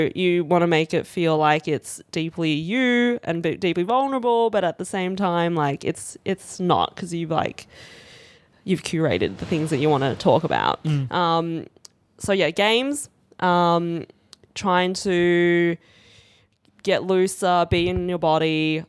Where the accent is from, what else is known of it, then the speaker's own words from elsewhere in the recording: Australia; if I have to choose any day of significance, I'm Chinese Australian. Yeah. So 26th of Jan. It is our national day.